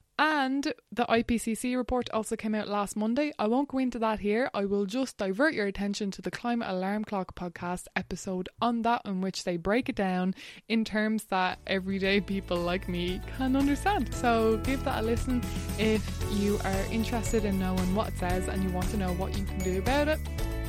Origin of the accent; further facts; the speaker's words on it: Wexford, Leinster, Ireland; but I read veggie because growing up in Wexford, my parents just never lied about like where the food and the pay came from.